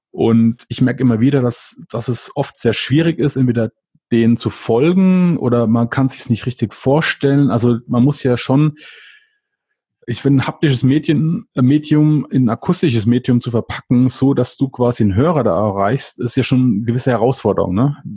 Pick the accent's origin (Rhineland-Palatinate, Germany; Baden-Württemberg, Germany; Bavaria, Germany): Rhineland-Palatinate, Germany; weil ich bin ja aus der Pfalz und ähm, ich meine, die Vulkaneifel ist von mir ein bisschen nördlich